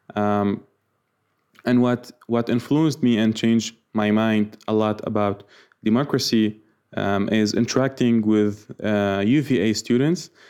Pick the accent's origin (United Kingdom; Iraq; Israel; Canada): Iraq; I'm from Iraq